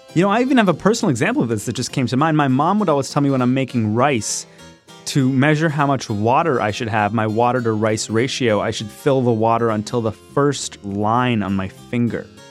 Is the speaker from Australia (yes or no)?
no; Canada; I grew up in Canada.